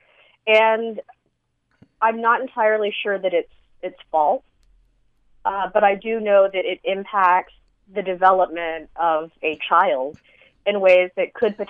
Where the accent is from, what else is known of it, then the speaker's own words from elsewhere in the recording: San Antonio, Texas, United States; moved away as an adult; now in Las Cruces, United States; I grew up in San Antonio in a Vietnamese enclave